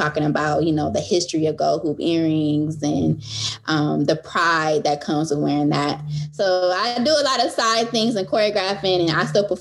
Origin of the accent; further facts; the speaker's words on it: Milwaukee, Wisconsin, United States; moved away as an adult; also born or lived in Chicago / Los Angeles; now in Brooklyn, United States; I was born and raised in Milwaukee, went to high school of the art